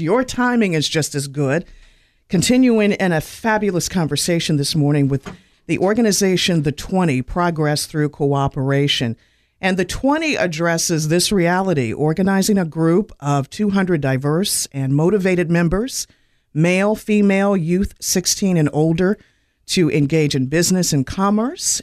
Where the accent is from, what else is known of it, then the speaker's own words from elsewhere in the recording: Winston-Salem, North Carolina, United States; I've lived here longer than my actual birthplace, and I have enjoyed my time literally growing up in Winston-Salem